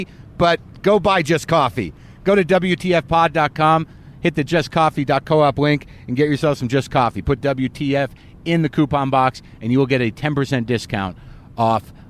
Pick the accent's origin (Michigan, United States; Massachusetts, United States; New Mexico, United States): New Mexico, United States; Albuquerque; moved away; I grew up in Albuquerque, New Mexico.